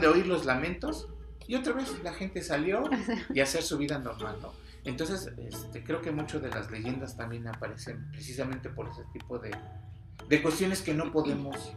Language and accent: Spanish; Mexico; nuestra cultura como mexicanos